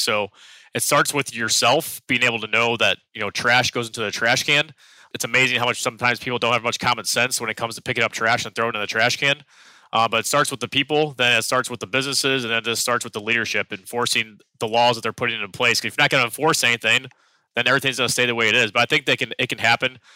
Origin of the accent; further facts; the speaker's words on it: St. Louis, Missouri, United States; now in New York City, United States; I'm from St. Louis, Missouri. We have alleys in the back behind our homes